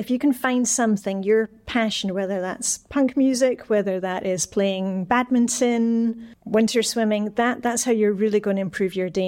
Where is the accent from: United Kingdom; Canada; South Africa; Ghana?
United Kingdom; Scotland; now in Denmark; I'm, I'm Scottish, so I'm a canny Scot.